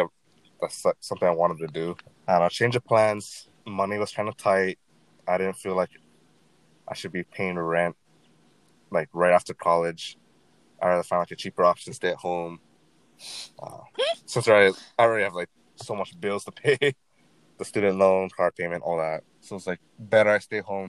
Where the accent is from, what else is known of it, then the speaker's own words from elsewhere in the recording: Maui, Hawaii, United States; From Maui, Hawaii.